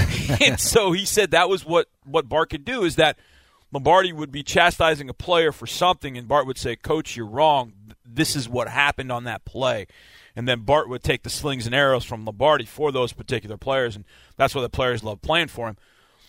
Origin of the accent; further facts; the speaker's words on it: Marinette, Wisconsin, United States; I'm a kid from Marinette, Wisconsin. Grew up knowing everything about the Packers.